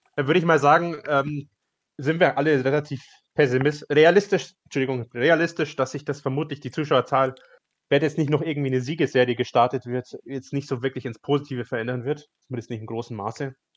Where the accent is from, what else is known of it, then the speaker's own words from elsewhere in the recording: Upper Bavaria, Germany; Ich komme ja aus Oberbayern